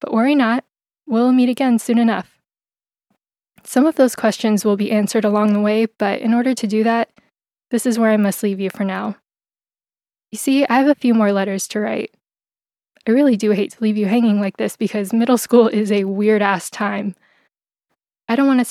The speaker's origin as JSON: {"language": "English", "town": "San Diego", "region": "California", "country": "United States", "said": "I'm a Phil-Am filmmaker from San Diego, California"}